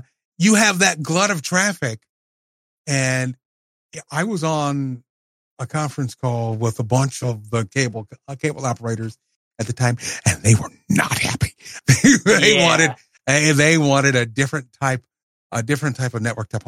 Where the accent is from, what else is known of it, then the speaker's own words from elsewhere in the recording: Tennessee, United States; in my hometown